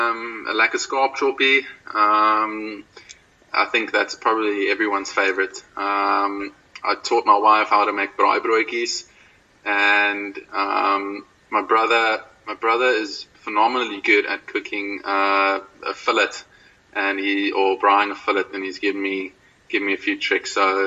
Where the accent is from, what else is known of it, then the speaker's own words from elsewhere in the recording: Belleville, Western Cape, South Africa; born there; also born or lived in Durbanville / Pretoria / Oudtshoorn; Well, I was born in Belleville. Lived in Durbanville up until the age of 4, so I was really young. I don't remember too much. And then moved up to Pretoria, actually, for a while, and then down to Oudtshoorn.